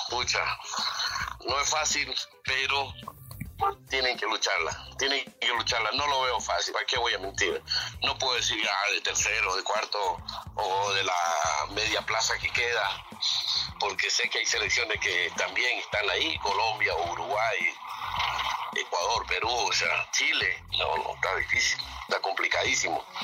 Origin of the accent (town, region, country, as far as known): Bolivia